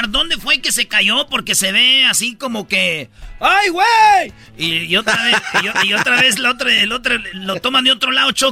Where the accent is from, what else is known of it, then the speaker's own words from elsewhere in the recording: Jalisco, Mexico; Bueno, digo, somos de Jalisco.